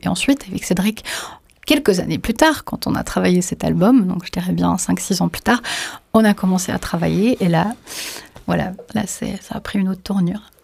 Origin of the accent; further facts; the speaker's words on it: Bosnia & Herzegovina; je suis né en Bosnie-Herzégovine